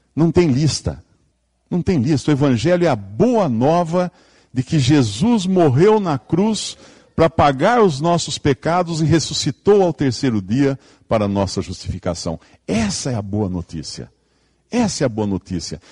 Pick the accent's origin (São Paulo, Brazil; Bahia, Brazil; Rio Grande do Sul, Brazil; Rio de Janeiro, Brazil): São Paulo, Brazil; Limeira; Eu venho aqui de Limeira, né, interior de São Paulo, lá a terra é vermelha